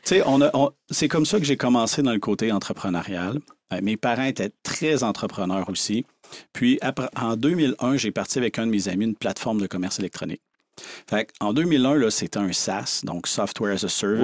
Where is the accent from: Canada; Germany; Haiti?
Canada; Saint-Antonin, Quebec; j'ai grandi sur une ferme dans le coin de Rivière-du-Loup, à Saint-Antonin